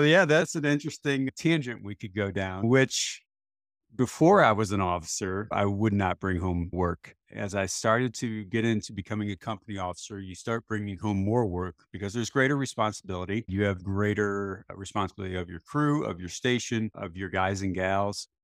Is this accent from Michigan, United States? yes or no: no; St. Louis, Missouri, United States; I was born and raised in Saint Louis, Missouri. in the United States